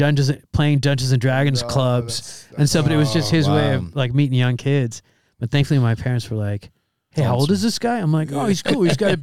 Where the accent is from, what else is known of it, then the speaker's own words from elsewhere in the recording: United States; also born or lived in Egypt; I come from Egypt and America